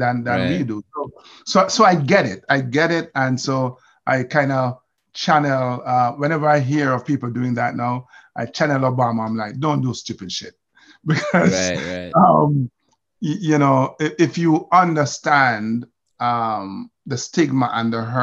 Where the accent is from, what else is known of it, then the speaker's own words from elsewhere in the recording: Jamaica; moved away as an adult; now in United States; I grew up knowing that my descendants are slaves, right? We're from Jamaica